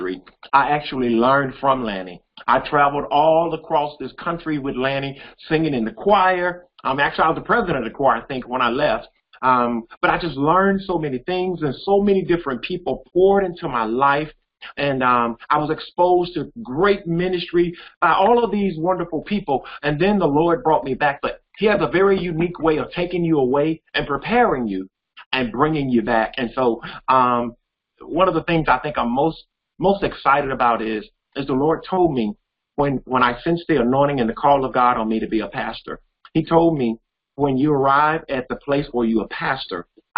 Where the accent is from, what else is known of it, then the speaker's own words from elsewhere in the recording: Jackson, Mississippi, United States; I was born and raised here in Jackson, Mississippi, educated in the Jackson Public School